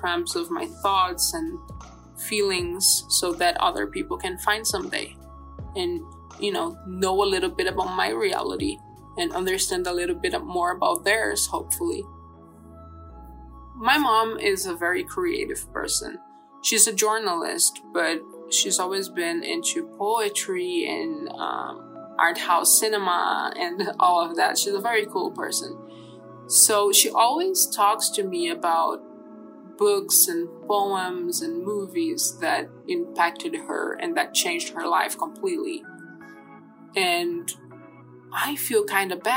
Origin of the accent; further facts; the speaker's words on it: Brazil; I was born in Brazil in 1995